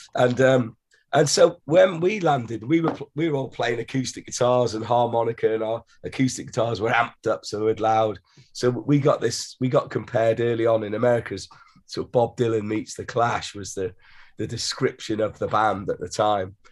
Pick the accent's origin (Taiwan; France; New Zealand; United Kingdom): United Kingdom; Wales; we come from Wales